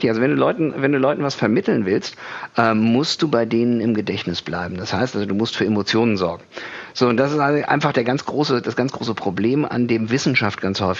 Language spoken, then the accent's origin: German; Kiel, Schleswig-Holstein, Germany; moved away as an adult; Also ich komme aus Kiel. Äh, musste da aber weg, weil die Leute sind da äh, eher einsilbig.